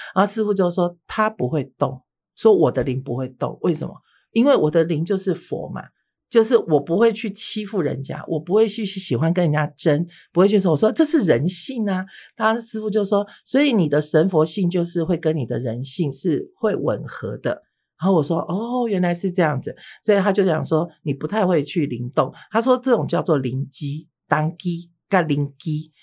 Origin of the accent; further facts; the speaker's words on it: Taiwan; 我从小是出生于，我父母都是外省人，都是外省，都是嗯。大陆人哈。好，那我是出生在台湾的外省的第二代